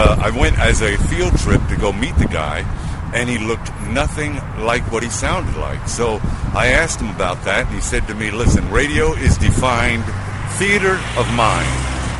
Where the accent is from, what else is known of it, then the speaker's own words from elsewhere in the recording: New York City, New York, United States; I was born and raised in Brooklyn, New York.